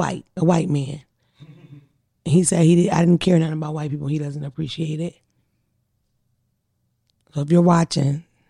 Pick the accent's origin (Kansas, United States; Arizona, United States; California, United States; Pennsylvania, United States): Pennsylvania, United States; Philadelphia; Not to mention I'm from a musical city. I'm from Philadelphia.